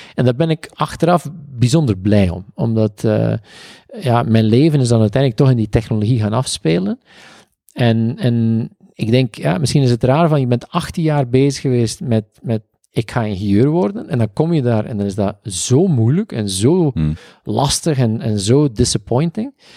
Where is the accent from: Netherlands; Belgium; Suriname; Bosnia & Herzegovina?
Belgium; East Flanders; wij komen uit Oost-Vlaanderen